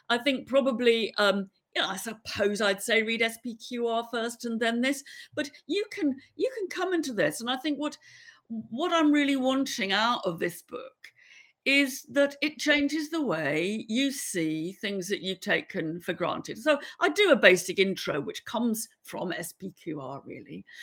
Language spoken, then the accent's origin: English; England, United Kingdom; we all were growing up in England